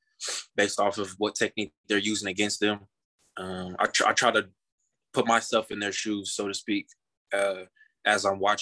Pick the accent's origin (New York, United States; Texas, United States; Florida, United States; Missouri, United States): Missouri, United States; Kansas City; I grew up in Kansas City, so I'm a Chiefs fan by default, really.